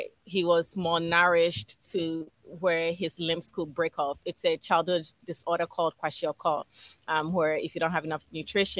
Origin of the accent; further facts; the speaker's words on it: Accra, Greater Accra, Ghana; also born or lived in Philadelphia, United States; now in United States; I was born and raised in Ghana, West Africa